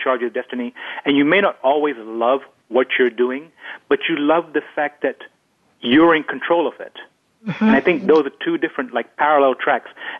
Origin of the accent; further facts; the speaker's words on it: London, United Kingdom; I grew up in London